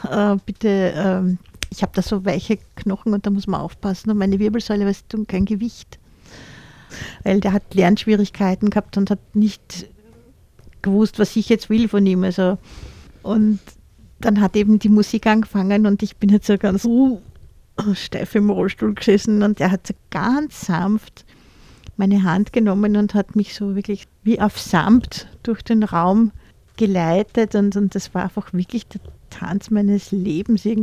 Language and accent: German; Austria; also born or lived in Vienna; Ich, ich bin auch in Wien geboren, im 10.